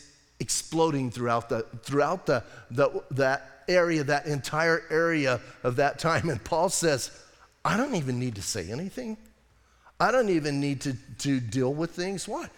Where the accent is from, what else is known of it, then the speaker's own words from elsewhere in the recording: United States; we're American